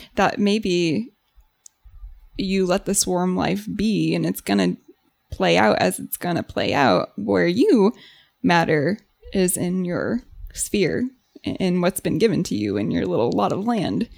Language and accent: English; United States; as an American